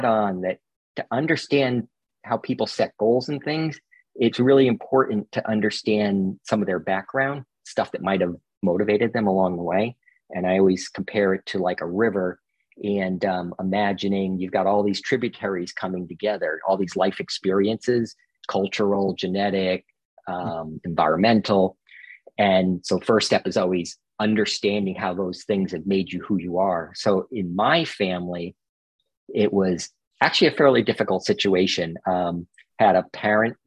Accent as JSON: {"language": "English", "region": "Massachusetts", "country": "United States", "tie": "born or raised there", "also_born_or_lived": "Boston, Massachusetts area", "moved": "as an adult", "lives_now": "California, United States", "said": "Where I grew up in Massachusetts, it's a little odd"}